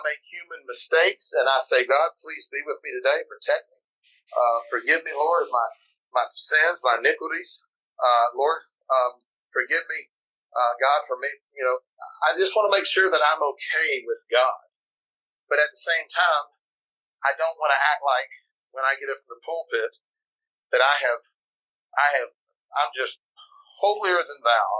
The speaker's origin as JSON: {"language": "English", "town": "Pensacola", "region": "Florida", "country": "United States", "tie": "born or raised there", "lives_now": "South Carolina, United States", "said": "went to my hometown in Pensacola, was there for a little while, went to Cleveland, Tennessee, there for a little bit, went to Kentucky, there for a while, and then North Carolina. And now we've been in South Carolina for 14 years."}